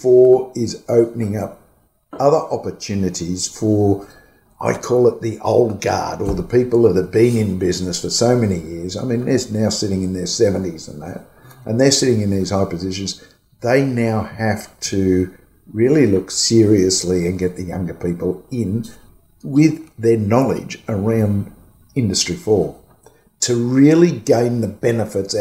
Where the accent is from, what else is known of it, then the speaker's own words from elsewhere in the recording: Australia; I'm an Aussie